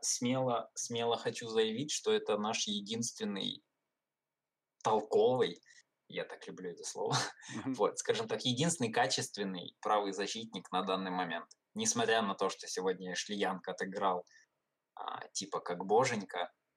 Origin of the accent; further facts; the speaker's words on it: Ukraine; я из Украины